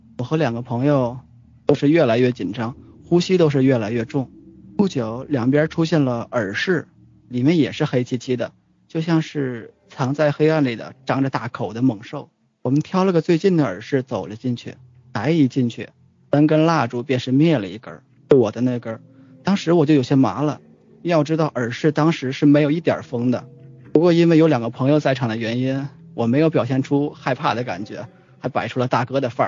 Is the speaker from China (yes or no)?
yes; Tangshan, Hebei, China; moved away; 就是我们老家唐山，